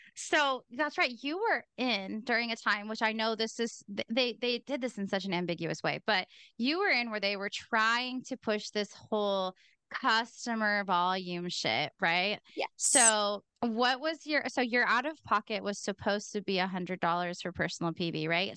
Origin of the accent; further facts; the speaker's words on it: Pacific Northwest, United States; I'm also from the Pacific Northwest. We have no accent over there